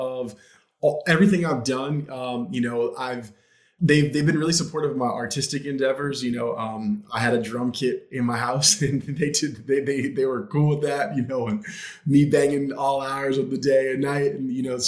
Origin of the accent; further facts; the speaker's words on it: Southern Maryland, United States; moved away as an adult; also born or lived in Washington, D.C.; now in Los Angeles, United States; I grew up in Southern Maryland and went to school in Washington, D.C.